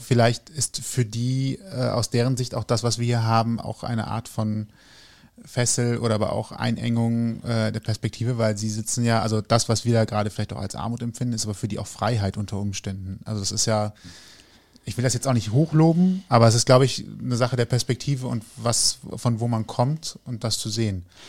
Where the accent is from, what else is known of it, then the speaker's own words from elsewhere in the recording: North Rhine-Westphalia, Germany; also born or lived in Cologne; ich bin Rheinländer